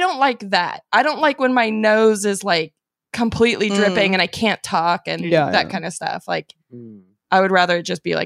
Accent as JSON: {"language": "English", "region": "Arizona", "country": "United States", "tie": "born or raised there", "said": "Growing up in Arizona"}